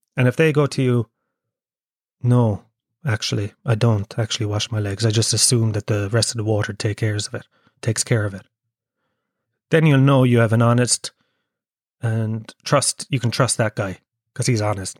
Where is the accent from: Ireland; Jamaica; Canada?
Ireland; Kerry, Munster; now in Dublin, Ireland; I'm from Kerry